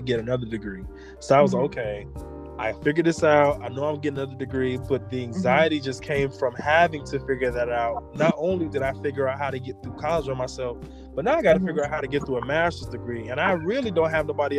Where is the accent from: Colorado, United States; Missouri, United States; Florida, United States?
Florida, United States; Orlando; I'm also from Orlando